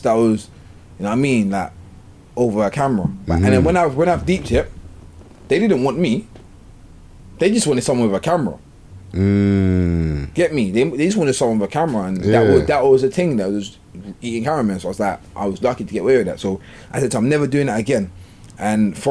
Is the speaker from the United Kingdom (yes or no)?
yes; London, United Kingdom; I'm from South London